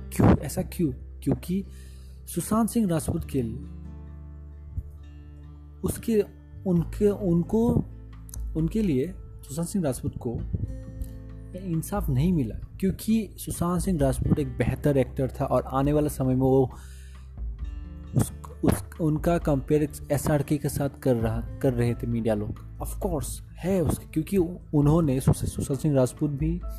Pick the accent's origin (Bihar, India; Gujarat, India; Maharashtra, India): Bihar, India; मैं बिहारी हूँ I am proud to be Bihari